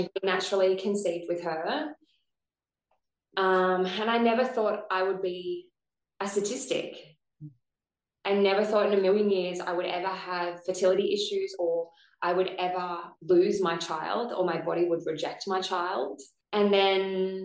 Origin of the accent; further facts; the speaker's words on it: Gold Coast, Queensland, Australia; I'm from the Gold Coast